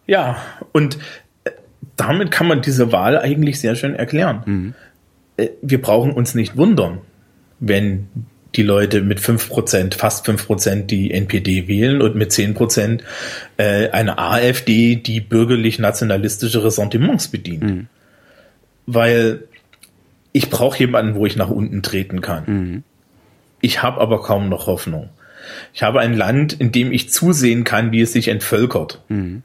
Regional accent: Thuringia, Germany; born or raised there; moved away

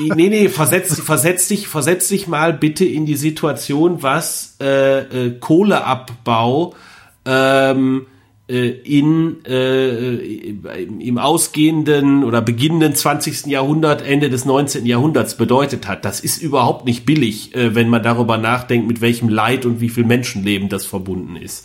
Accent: Rhineland, Germany; als Rheinländer

